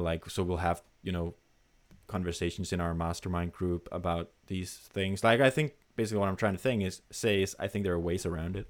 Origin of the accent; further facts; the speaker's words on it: Denmark; English is a second language; a random dude from Denmark